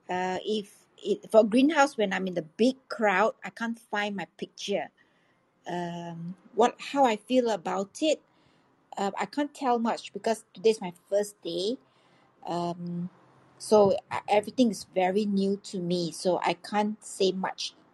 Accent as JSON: {"language": "English", "town": "Kuala Lumpur", "region": "Federal Territory of Kuala Lumpur", "country": "Malaysia", "said": "I'm actually from Kuala Lumpur, Malaysia, and uh, right now it's like 4:40 p.m."}